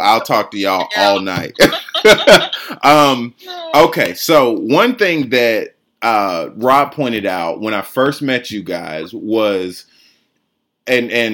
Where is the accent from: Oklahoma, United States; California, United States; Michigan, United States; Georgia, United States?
Georgia, United States; Atlanta; I'm just born and raised in Atlanta, grew up on the south side of town